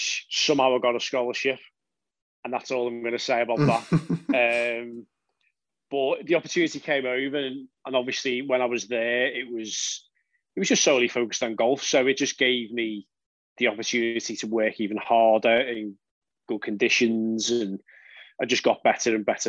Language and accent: English; the Wirral, North West England, United Kingdom; I'm from the Wirral, so when I grew up, I was just a member at municipal courses